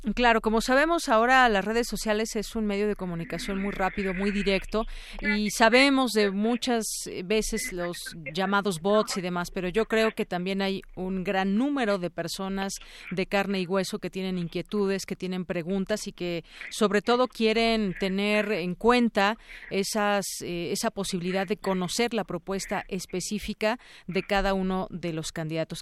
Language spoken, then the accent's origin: Spanish; Mexico; que estamos viviendo como mexicanos